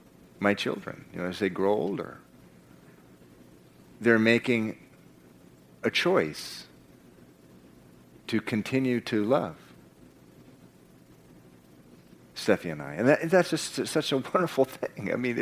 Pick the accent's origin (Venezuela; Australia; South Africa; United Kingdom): Venezuela; I spent part of my growing up in Venezuela, and some of the decisions that have been coming from the rulers of that country are just so crazy.